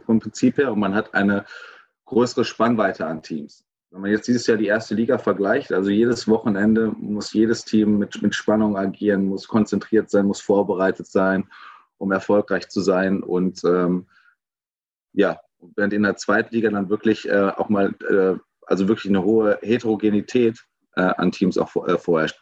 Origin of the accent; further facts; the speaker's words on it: Gelsenkirchen, North Rhine-Westphalia, Germany; ich komme aus Gelsenkirchen